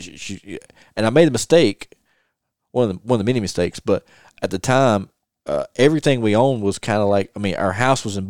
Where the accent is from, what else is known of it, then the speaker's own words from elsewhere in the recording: the South, United States; I'm a Southerner